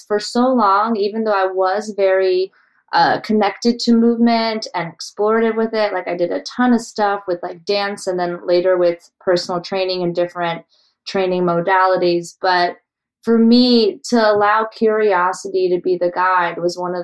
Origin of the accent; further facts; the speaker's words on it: Colorado, United States; growing up in Colorado